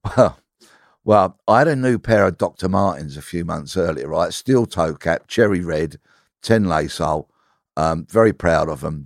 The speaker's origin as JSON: {"language": "English", "town": "Bexleyheath", "region": "London", "country": "United Kingdom", "tie": "born or raised there", "said": "I'm born and raised in Bexley Heath"}